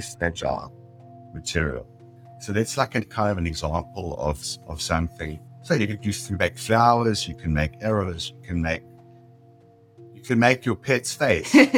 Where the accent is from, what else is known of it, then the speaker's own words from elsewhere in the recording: South Africa; moved away as an adult; now in San Diego, United States; I was born in South Africa. I immigrated um, when I was uh, 40 years old.